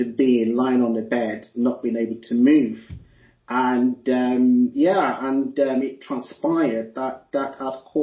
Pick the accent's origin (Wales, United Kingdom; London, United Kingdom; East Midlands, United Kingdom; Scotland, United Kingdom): East Midlands, United Kingdom; Leicester; I'm actually quartered in the UK, in Leicester, because I was born in Leicester.